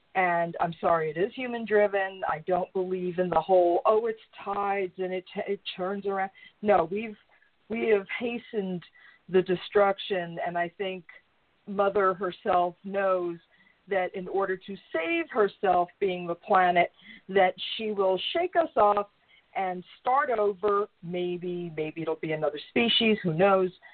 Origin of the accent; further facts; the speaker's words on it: New York, United States; I grew up in New York. I grew up a town over from Donald Trump.